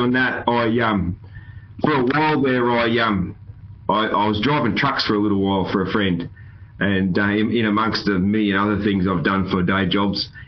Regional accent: Australia; I'm an Aussie

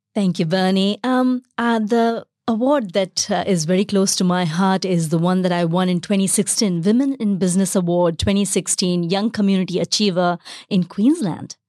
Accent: Bharuch, Gujarat, India; moved away as an adult; also born or lived in Chennai, India; now in Australia; I was brought up in the western part of India a state called Gujarat and a small city called Bharuch

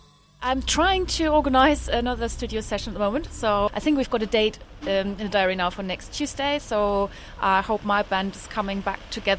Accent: Germany; moved away as an adult; now in London, United Kingdom; I am from Germany originally. I have been living in London since 2008 now. In my real life, I'm an architect. I'm 43 years old

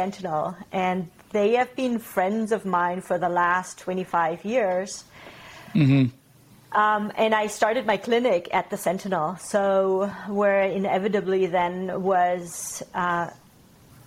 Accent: Bavarian Alps, Germany; moved away as an adult; also born or lived in Kootenays, British Columbia, Canada; now in Kaslo, Canada; I grew up in the Bavarian Alps in Germany, and in my early 20s, I traveled to Canada and I stayed in Canada.

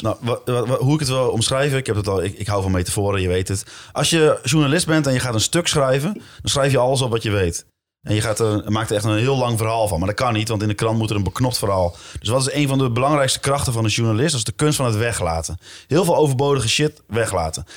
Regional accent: Zwolle, Overijssel, Netherlands; ik ben geboren in Zwolle, op 100 meter van het stadion.

